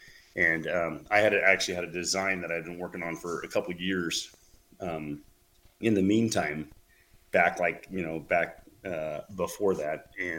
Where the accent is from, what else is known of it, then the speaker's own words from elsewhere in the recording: California, United States; So, you know, I was from California. So I blacktail hunt quite a bit.